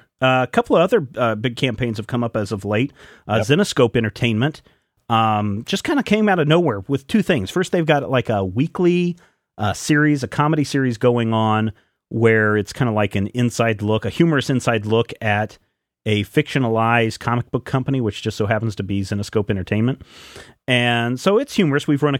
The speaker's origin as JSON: {"language": "English", "town": "Glasgow", "region": "Scotland", "country": "United Kingdom", "said": "I am from Glasgow. Let me fill you guys in on what barbecue means in my country."}